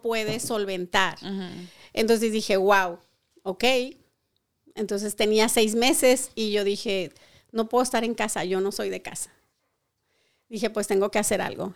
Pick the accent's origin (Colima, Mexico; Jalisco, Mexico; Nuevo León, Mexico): Colima, Mexico; moved away as an adult; now in Modesto, United States; yo soy colimota rodilluda, como es. Soy de Colima, Colima, México.